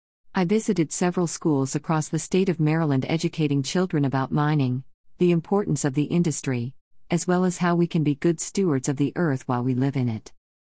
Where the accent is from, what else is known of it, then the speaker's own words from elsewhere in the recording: Freetown, Western Area, Sierra Leone; born there; I was born in Freetown, Sierra Leone, a small country in West Africa.